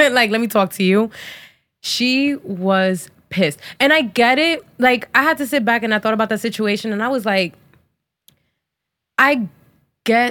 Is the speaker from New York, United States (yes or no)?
no; New Jersey, United States; I'm from Jersey